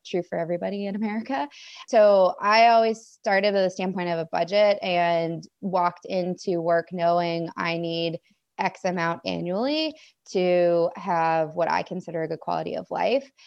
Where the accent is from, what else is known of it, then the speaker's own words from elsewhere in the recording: Maine, United States; moved away as an adult; also born or lived in Washington; I grew up in Maine